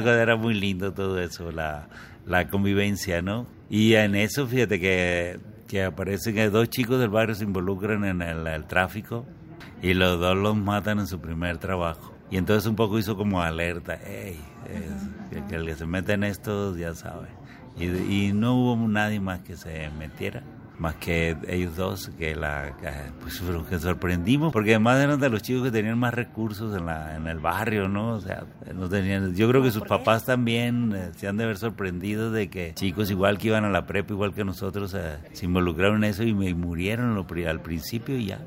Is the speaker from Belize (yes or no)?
no; Mexico; yo vengo de la Colpop, que es un barrio duro y fuerte